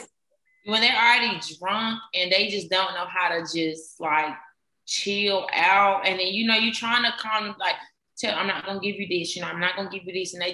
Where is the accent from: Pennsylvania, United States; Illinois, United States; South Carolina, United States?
South Carolina, United States; Greenville; moved away